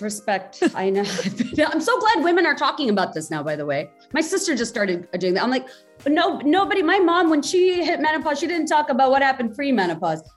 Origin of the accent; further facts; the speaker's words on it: Bangladesh; now in United States; growing up in Bangladesh